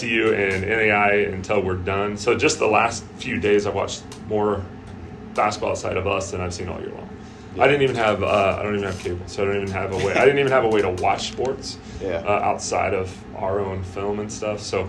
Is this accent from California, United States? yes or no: no; Eastern Oregon, United States; moved away as an adult; also born or lived in Australia; I grew up in Eastern Oregon, about 2 hours west